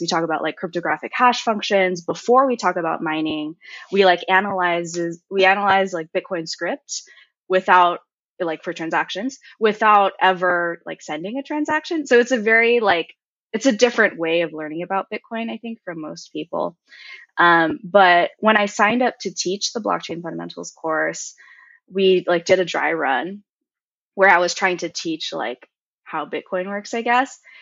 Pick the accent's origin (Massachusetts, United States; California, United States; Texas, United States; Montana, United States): California, United States; Cupertino; also born or lived in Mountain View, California / Berkeley, California; I was born and raised in Cupertino, which is where Apple is.